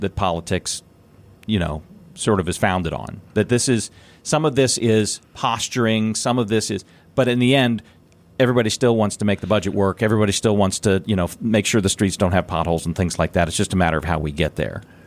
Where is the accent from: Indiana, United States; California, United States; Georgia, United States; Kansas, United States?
Indiana, United States; my hometown